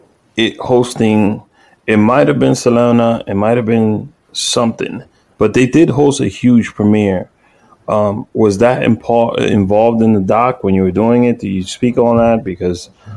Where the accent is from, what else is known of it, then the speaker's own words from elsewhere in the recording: New York City, New York, United States; I'm from Watch Heights